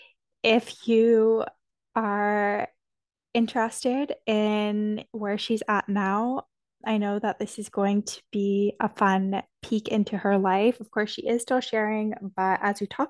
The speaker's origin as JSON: {"language": "English", "town": "Toronto", "region": "Ontario", "country": "Canada", "tie": "born or raised there", "moved": "yes", "said": "where I grew up in Toronto"}